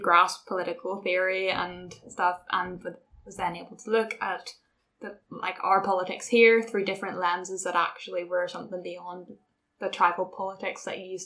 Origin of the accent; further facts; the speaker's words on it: Belfast, Northern Ireland, United Kingdom; proud to be from Belfast. I'm from Northern Ireland